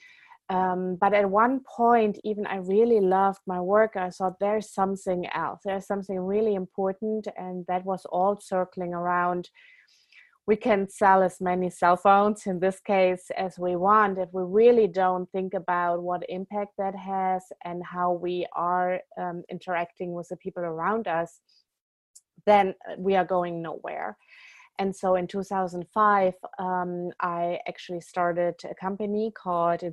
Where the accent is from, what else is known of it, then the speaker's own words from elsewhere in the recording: Germany; moved away as an adult; also born or lived in California; Born and raised in Germany